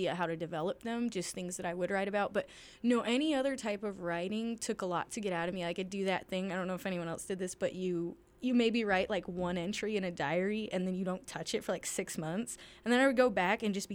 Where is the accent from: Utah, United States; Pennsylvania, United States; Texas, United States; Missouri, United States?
Utah, United States; Salt Lake City; Born and raised in Salt Lake City